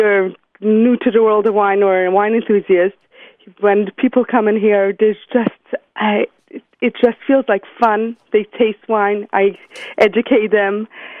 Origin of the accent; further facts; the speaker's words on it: New York City, New York, United States; I was born and raised in Brooklyn, New York. I still live there today. I'm a mother of 7 beautiful children